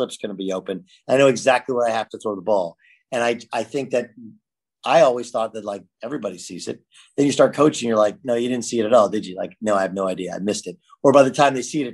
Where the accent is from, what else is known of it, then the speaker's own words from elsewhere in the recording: California, United States; I grew up in California.